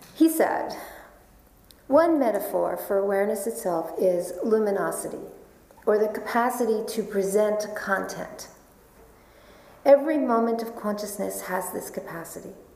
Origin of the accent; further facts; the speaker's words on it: New York, United States; I am a New Yorker.